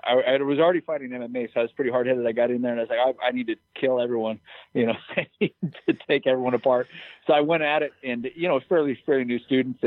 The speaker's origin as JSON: {"language": "English", "town": "Bend", "region": "Oregon", "country": "United States", "tie": "born or raised there", "also_born_or_lived": "Brazil", "moved": "as an adult", "said": "I did start out when I was 7 years old in Kempo Karate in Bend, Oregon. That's my hometown"}